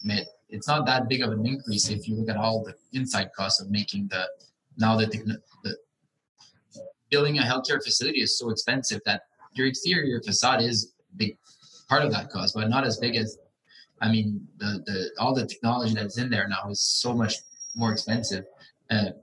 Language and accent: English; Quebec, Canada; I'm from Quebec